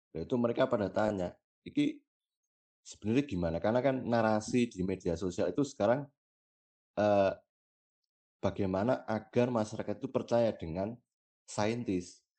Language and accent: Indonesian; Selo, Central Java, Indonesia; di desaku sendirilah di desaku lalu di daerah eh, Selo sebelah timur Merapi sebelah timur utara Merapi